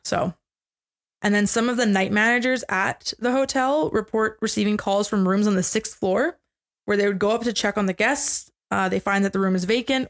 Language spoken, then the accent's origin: English; Canada; we are Canadian.